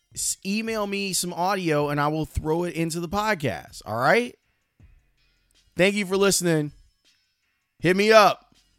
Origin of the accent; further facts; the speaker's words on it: Chicago, Illinois, United States; I grew up in Roseland